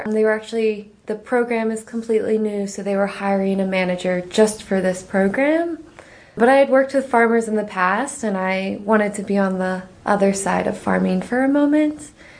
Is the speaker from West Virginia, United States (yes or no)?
no; Pennsylvania, United States; I'm originally from Pennsylvania, but I've lived a lot of places in between, so I don't usually say Pennsylvania anymore.